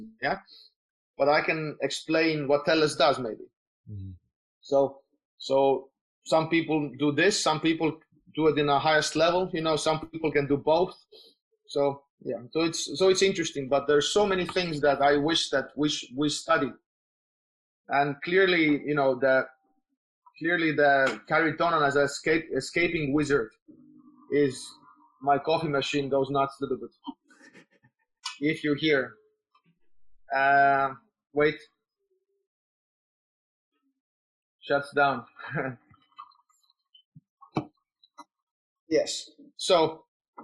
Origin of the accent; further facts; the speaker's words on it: Tallinn, Harju County, Estonia; I'm from Estonia, so in Tallinn.